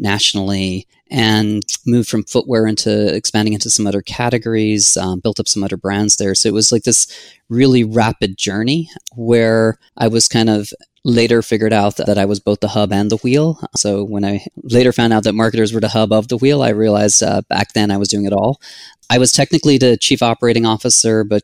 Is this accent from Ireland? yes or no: yes; Ireland; moved away as an adult; also born or lived in San Diego; now in United States; I'm originally from Ireland.